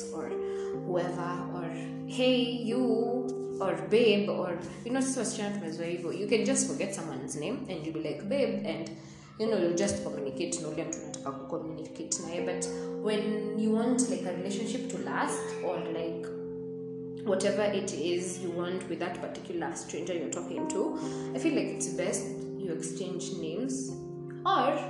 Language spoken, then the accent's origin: English; Machakos, Machakos County, Kenya; I come from Machakos, I'm 23 years old